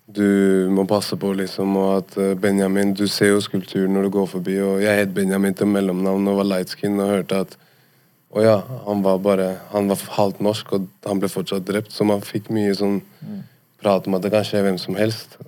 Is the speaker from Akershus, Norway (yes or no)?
no; Oslo, Norway; vi er fra Holmlia